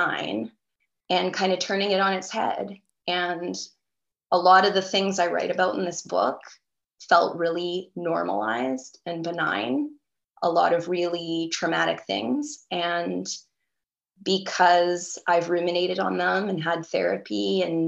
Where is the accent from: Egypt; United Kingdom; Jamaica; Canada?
Canada; North Vancouver, British Columbia; also born or lived in Langley, British Columbia; I was born in North Vancouver, and I spent the first 10 years of my life in North Vancouver.